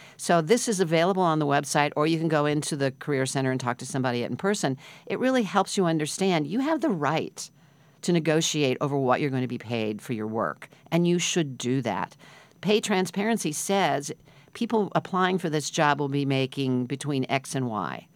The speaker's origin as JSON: {"language": "English", "region": "Midwest", "country": "United States", "tie": "born or raised there", "moved": "yes", "lives_now": "New York, United States", "said": "I grew up in the Midwest"}